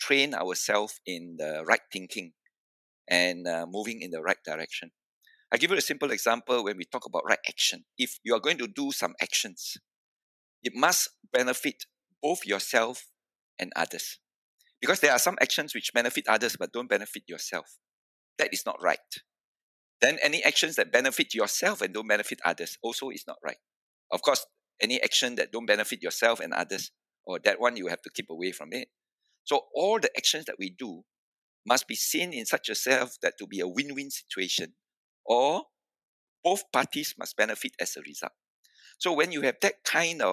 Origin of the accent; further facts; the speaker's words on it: Malacca, Malaysia; I was from Malacca.